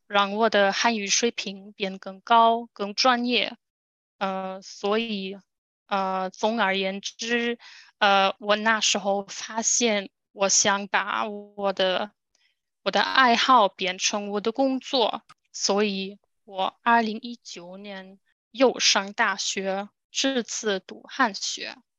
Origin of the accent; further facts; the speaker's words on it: Germany; Chinese is a second language; also born or lived in Guangzhou, China; 我来自德国